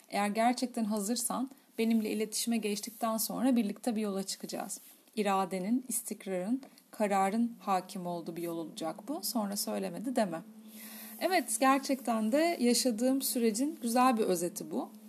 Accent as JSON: {"language": "Turkish", "town": "Kadıköy", "region": "Istanbul", "country": "Turkey", "tie": "born or raised there", "said": "1979 İstanbul Göztepe doğumlu bir faniyim. Doğma büyüme Kadıköylüyüm."}